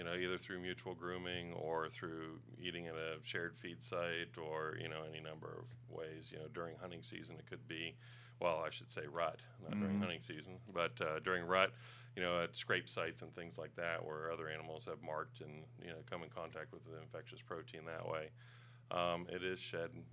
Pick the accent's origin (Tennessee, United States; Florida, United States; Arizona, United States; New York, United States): Tennessee, United States; Knoxville; I grew up in Knoxville area. We moved there when I was about 2 years old